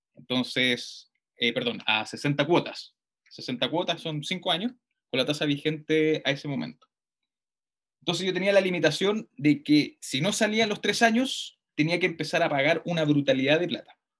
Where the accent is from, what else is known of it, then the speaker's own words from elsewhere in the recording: Puente Alto, Santiago Metropolitan Region, Chile; yo nací, nacido y criado en Puente Alto